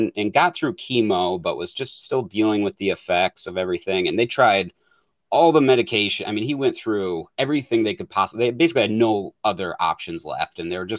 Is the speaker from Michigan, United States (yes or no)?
yes; Michigan, United States; now in Oregon, United States; And I grew up in Michigan, so I'm out